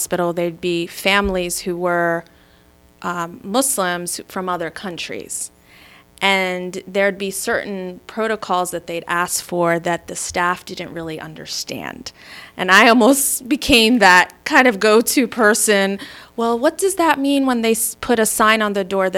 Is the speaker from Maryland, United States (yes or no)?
yes; Maryland, United States; also born or lived in Michigan; I was born in Michigan, raised in Maryland